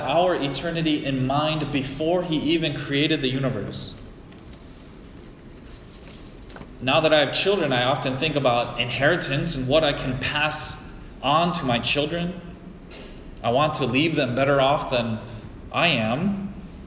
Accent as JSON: {"language": "English", "country": "United States", "said": "As an American"}